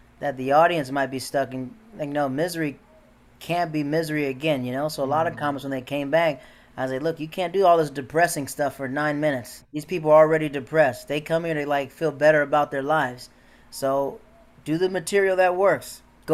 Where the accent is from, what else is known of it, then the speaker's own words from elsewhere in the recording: Florida, United States; moved away as an adult; also born or lived in Tampa; I'm from Florida